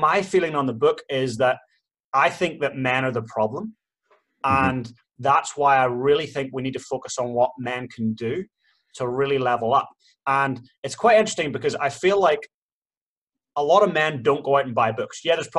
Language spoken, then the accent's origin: English; Ireland; Ireland was the same. Like, we are the home of potatoes